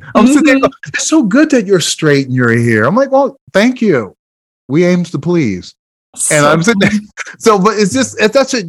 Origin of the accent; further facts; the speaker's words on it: Iowa, United States; also born or lived in Jersey City; I always said I was born and raised in Jersey City, but I truly grew up in Iowa.